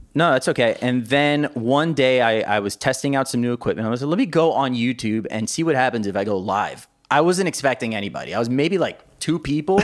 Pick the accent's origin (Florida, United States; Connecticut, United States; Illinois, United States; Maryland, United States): Florida, United States; Miami; I was actually born and raised in Miami, Florida